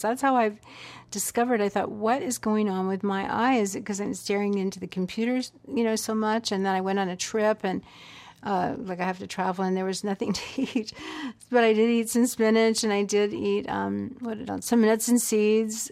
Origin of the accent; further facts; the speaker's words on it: the American South, United States; I grew up in the South